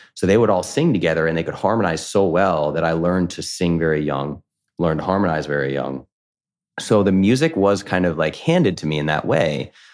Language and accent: English; Coventry, Rhode Island, United States; I grew up in New England, small town called Coventry, Rhode Island.